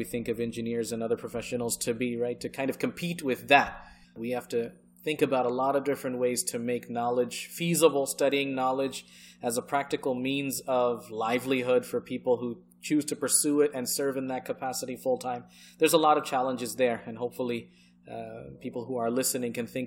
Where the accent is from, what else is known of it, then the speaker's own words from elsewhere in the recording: United States; English is a second language; also born or lived in England; I'm from America